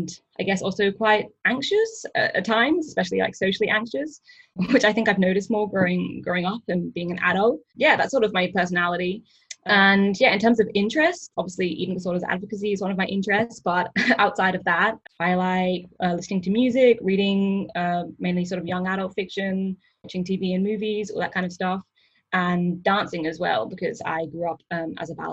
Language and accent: English; Perth, Western Australia, Australia; moved away as an adult; also born or lived in England / Canberra; now in Sydney, Australia; I was born in England and I moved to Australia when I was about 10. I moved to Perth in Western Australia when I was about 10. And I grew up there and did my high school there